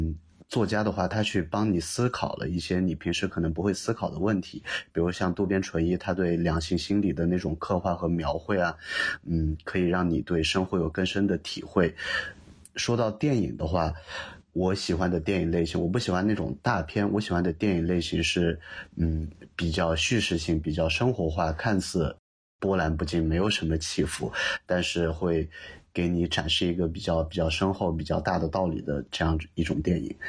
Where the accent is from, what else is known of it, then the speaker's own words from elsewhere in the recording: Yunnan, China; 云南对我的感觉就是就是家，就是不管我在世界上其他地方生活再长的时间，这种家带给我的归属感和幸福感是是其他地方无法代替的。